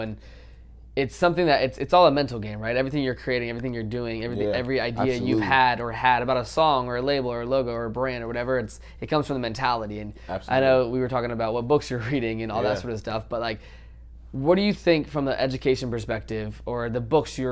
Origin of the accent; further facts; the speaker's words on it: Virginia, United States; moved away as an adult; also born or lived in Arizona; I moved from Virginia to Arizona right out of high school